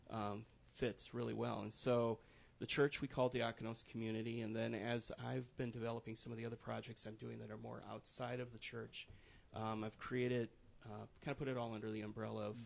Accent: Wisconsin, United States; moved away as an adult; also born or lived in Minneapolis-St. Paul, Minnesota; now in Central Indiana, United States; I grew up in Wisconsin, spent 20 years there

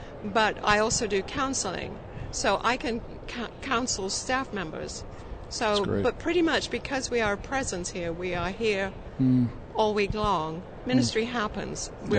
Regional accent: England, United Kingdom; now in United States; born and raised in England.

